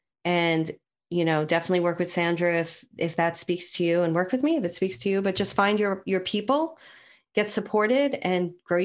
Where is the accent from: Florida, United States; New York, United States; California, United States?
New York, United States; New York City; I'm from Brooklyn.